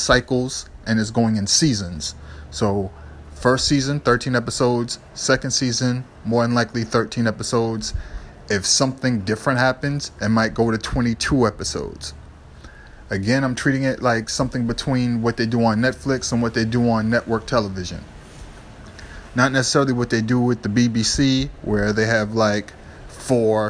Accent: Boston, Massachusetts, United States; in Boston, I grew up near Chinatown.

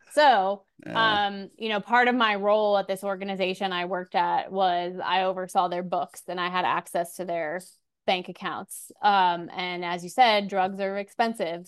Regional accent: Orlando, Florida, United States; now in Castle Pines, United States; I was born in Orlando, Florida

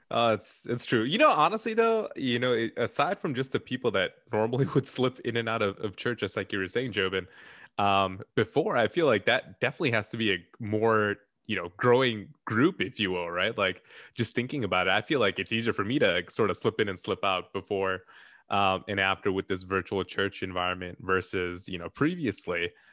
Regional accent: Chicago, Illinois, United States; we're all from Chicago

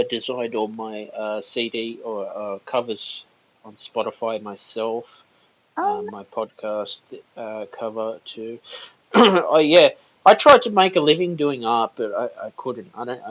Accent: Sydney, New South Wales, Australia; I'm from Sydney, by the way.

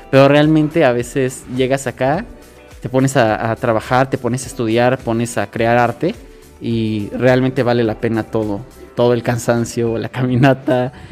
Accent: Oaxaca, Mexico; es uno de los orgullos más grandes que como zapotecas y como oaxaqueños podemos tener.

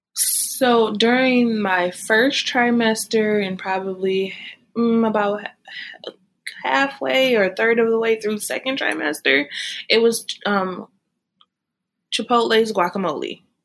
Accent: Michigan, United States; moved away as an adult; now in Texas, United States; I am currently residing in Texas. I'm originally from Michigan

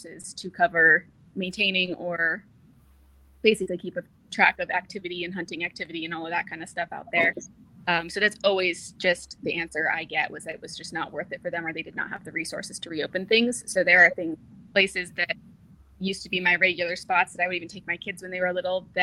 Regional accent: Washington, United States; I'm from Washington

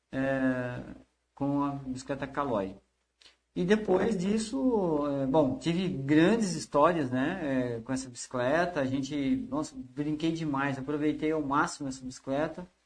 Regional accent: Americana, São Paulo, Brazil; então eu sou nascido em Americana e eu morava na Cariobinha.

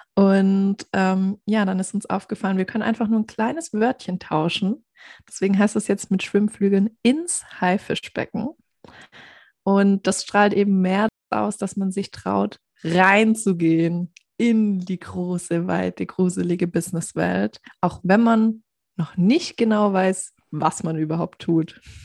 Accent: near Stuttgart, Baden-Württemberg, Germany; accent: Swabian; Ich komme nämlich aus der Nähe von Stuttgart

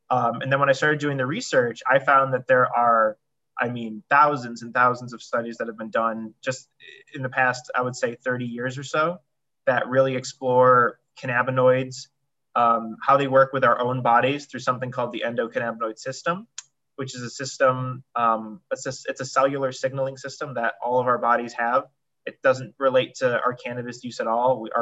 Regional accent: New York, United States; So like Julie said, I came from New York.

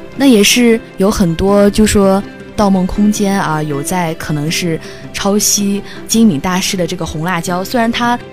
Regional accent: northern China, China; 我是一个北方人

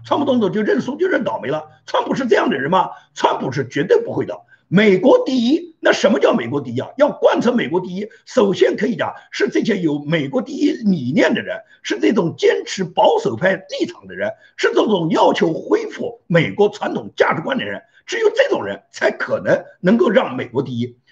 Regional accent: China; 按照我们中国人讲

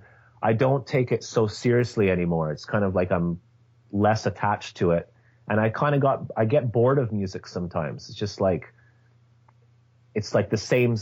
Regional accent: Scotland, United Kingdom; I was born in Scotland in 1974

